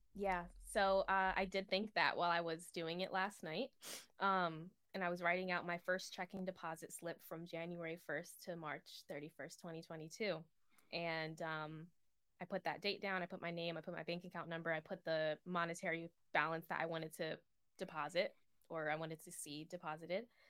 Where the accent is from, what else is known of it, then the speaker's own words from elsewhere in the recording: East Coast, United States; I'm from the East Coast.